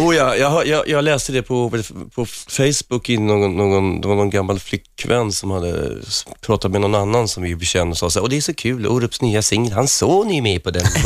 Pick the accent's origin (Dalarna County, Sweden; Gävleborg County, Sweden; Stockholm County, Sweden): Stockholm County, Sweden; Huddinge; moved away as an adult; Jag var inte så ung när jag lämnade Huddinge